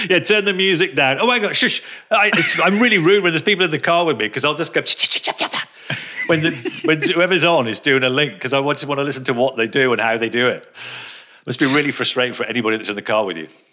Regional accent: Telford, West Midlands, United Kingdom; also born or lived in Birmingham; they moved out of Birmingham when I was about two or three, I think. They came over to Telford

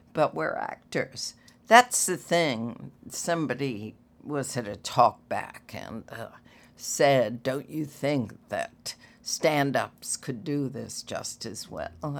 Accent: Washington, District of Columbia, United States; growing up in Washington

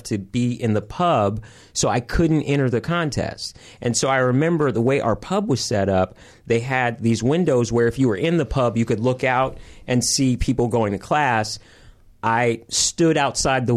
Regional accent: Cupertino, California, United States; moved away as an adult; also born or lived in Philadelphia; now in Los Angeles, United States; I grew up in Northern Cal. My junior high was across the street from Apple Computer

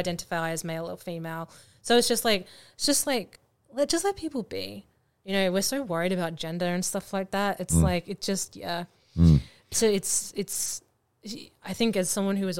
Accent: Australia; I'm Australian

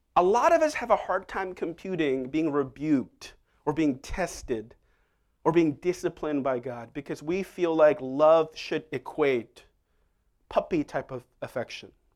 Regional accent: Seoul, South Korea; moved away; I remember even growing up in Seoul, if you got a answer wrong, you would get hit

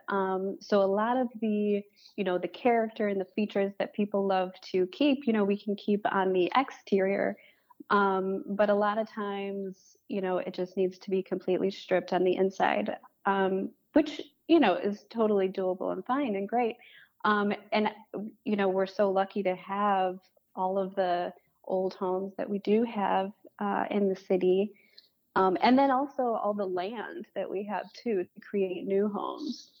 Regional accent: Farmington Hills, Michigan, United States; also born or lived in West Bloomfield, Michigan; now in Detroit, United States; I grew up in Farmington Hills, West Bloomfield. Um, and I live in Detroit now.

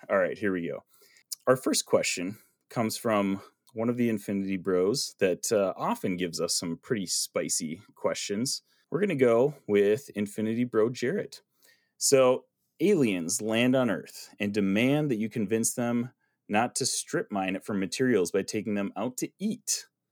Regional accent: Minnesota, United States; we're from Minnesota

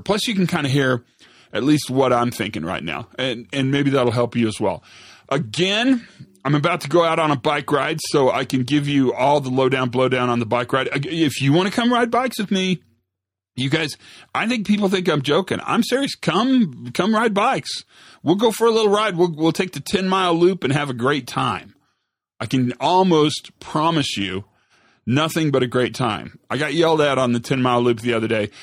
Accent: Santa Fe, New Mexico, United States; I was flying back to my hometown, back to Santa Fe, New Mexico

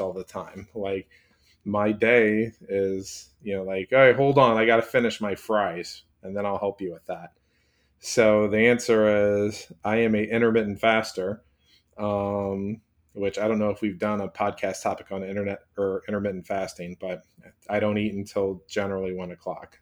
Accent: Chicago, Illinois, United States; I live forty minutes from Chicago, that's my hometown

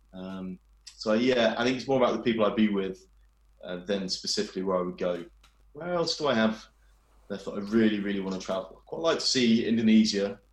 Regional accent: England, United Kingdom; I'm a brown person from England

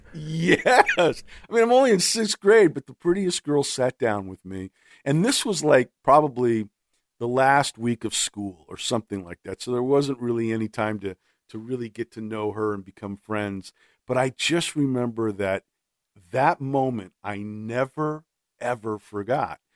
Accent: Los Angeles, California, United States; I'm born and raised in Los Angeles, and that's where, uh, I grew up

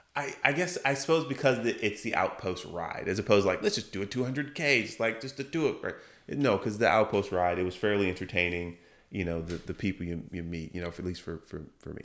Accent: Chesterfield, Virginia, United States; I grew up in Chesterfield.

